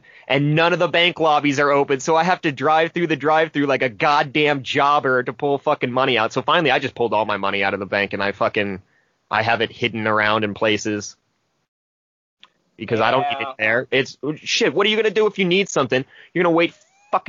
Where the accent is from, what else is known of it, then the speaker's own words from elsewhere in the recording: Lincoln, United States; growing up in Lincoln, that tiny ass school